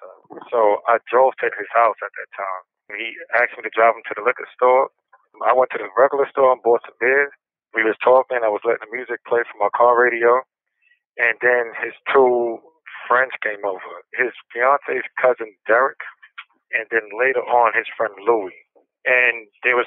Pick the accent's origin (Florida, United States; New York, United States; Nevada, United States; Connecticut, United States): New York, United States; New York City; I grew up in Brooklyn, New York, and I grew up with my mother and father and my two older brothers